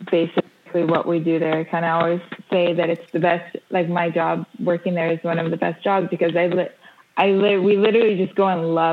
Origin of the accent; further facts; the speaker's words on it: Israel; We moved here, and we grew up here in Israel. Israel being the base of my family's work.